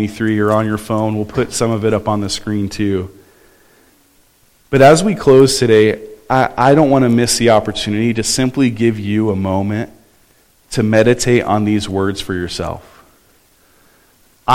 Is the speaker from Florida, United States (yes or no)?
no; Southern California, United States; I grew up in Southern California